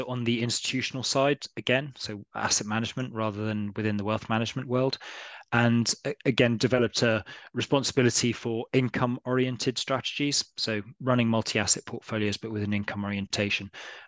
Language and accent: English; London, United Kingdom; also born or lived in Essex / New Delhi, India / Karachi, Pakistan / Edinburgh; I was born in Essex, but then very soon after that, my parents took us on a bit of an international journey. So I lived in New Delhi in India, and then Karachi in Pakistan up until I was about 11, and then came back to London, studied there